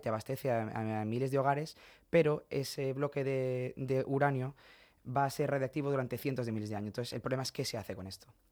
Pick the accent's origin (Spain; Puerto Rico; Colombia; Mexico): Spain; Region of Murcia; also born or lived in Madrid / France; now in Massachusetts, United States; yo me siento muy murciano y muy español